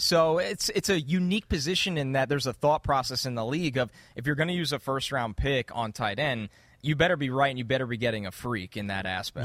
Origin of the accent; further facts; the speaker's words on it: New York, United States; moved away as an adult; now in New Jersey, United States; I'm from New York, but I've lived in Jersey for ten years, so it's kinda rubbed off on me